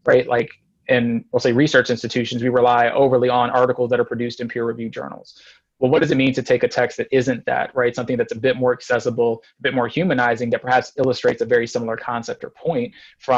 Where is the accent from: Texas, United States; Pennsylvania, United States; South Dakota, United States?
Texas, United States; San Antonio; I was born in San Antonio